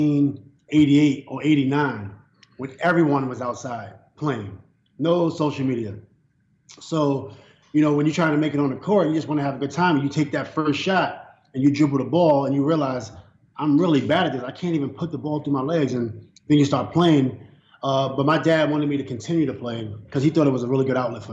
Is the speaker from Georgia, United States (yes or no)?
no; New York City, New York, United States; I'm from Long Island City, Queensbridge. I was born in Queens, New York City.